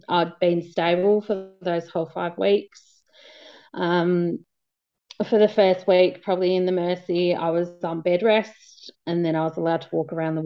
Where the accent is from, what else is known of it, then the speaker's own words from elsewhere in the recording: Ballarat, Victoria, Australia; I'm from Ballarat